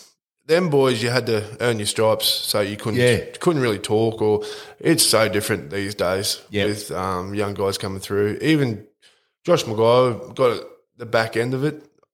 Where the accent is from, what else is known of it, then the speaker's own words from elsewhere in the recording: Yeppoon, Queensland, Australia; I went to school here in Yeppoon.